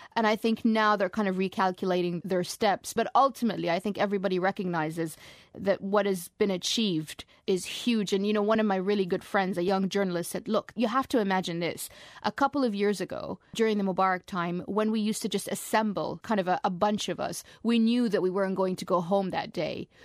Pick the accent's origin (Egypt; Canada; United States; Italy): Egypt; moved away; this was my home country